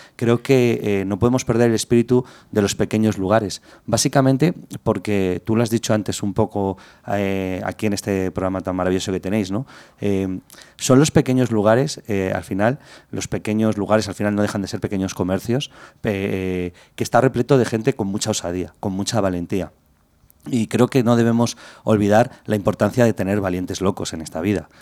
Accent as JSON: {"language": "Spanish", "town": "Madrid", "region": "Community of Madrid", "country": "Spain", "tie": "born or raised there", "said": "Yo he nacido en Madrid, soy madrileño, He vivido muchos años eh, por Madrid en diferentes barrios"}